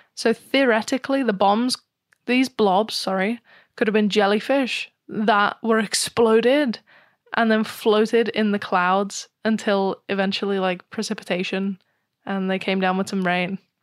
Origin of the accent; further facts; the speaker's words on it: United Kingdom; I'm British